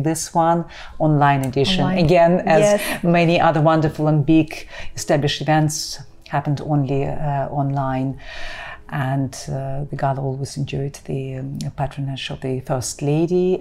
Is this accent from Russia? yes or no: yes; Krasnodar, Krasnodar Krai, Russia; moved away; also born or lived in Primorsko-Akhtarsk / Cyprus; I was born, I spent the first 10 years of my life in the south of Russia in Krasnodar.